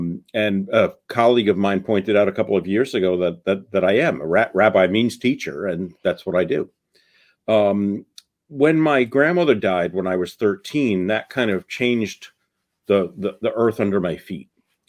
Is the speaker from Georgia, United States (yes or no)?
no; New York City, New York, United States; I grew up in the Bronx in New York, raised a Jew, a faithful Jew, a cultural Jew more than a religious Jew, more interested in bagels than Torah